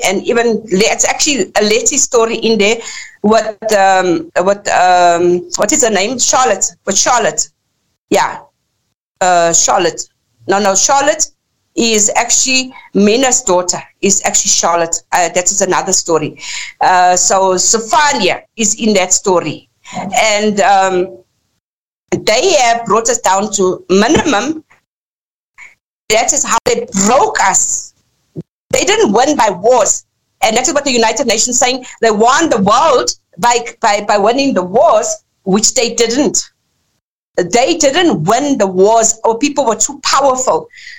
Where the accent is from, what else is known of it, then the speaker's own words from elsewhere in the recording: Lesotho; our people had to go into exile from, we come from Basutoland, which Basutoland was only created in 1886. Lesotho was only created in 1966